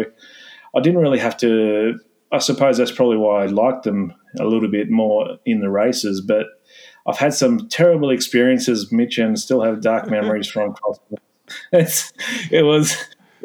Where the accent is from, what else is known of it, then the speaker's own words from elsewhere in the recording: Bundaberg, Queensland, Australia; moved away; also born or lived in Europe; where I grew up in Bundaberg